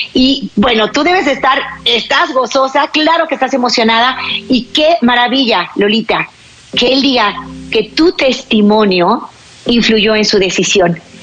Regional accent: Mexico; mi país, México

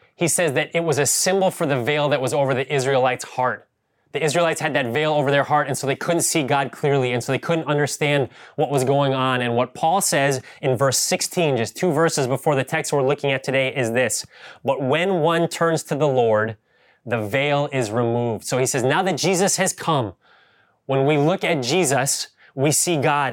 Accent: Ohio, United States; now in Bay Area, United States; I grew up in Ohio, and we had real yards

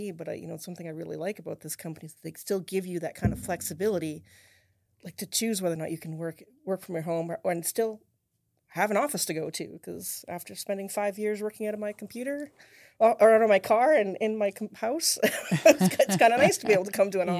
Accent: Saskatchewan, Canada; moved away as an adult; now in United States; I'm from Canada originally.

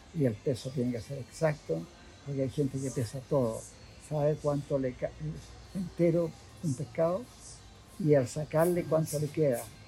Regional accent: Valparaíso, Chile; also born or lived in San Antonio; now in Santiago, Chile; soy de Playa Ancha, yo, de, Valparaíso

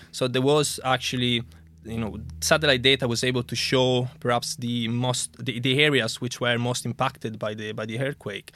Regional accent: Italy; moved away as an adult; also born or lived in Germany / Coventry, United Kingdom; now in United Kingdom; I'm originally from Italy

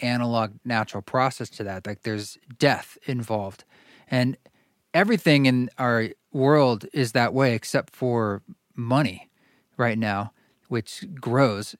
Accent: Salem, Oregon, United States; my town was Salem, Oregon

